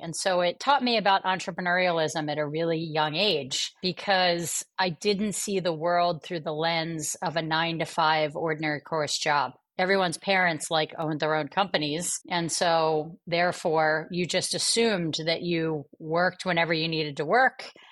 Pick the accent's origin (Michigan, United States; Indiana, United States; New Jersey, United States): New Jersey, United States; Atlantic City; growing up in Atlantic City, New Jersey